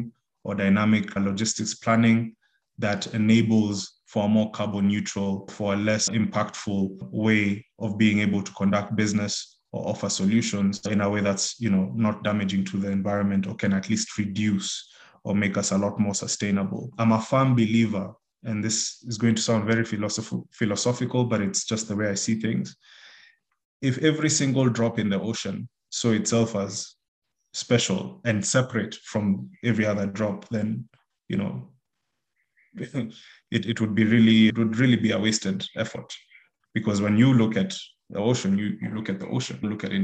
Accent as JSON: {"language": "English", "country": "Kenya", "said": "being a Kenyan"}